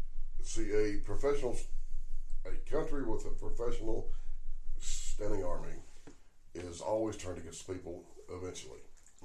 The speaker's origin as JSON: {"language": "English", "region": "Oklahoma", "country": "United States", "tie": "born or raised there", "said": "in my home state of Oklahoma"}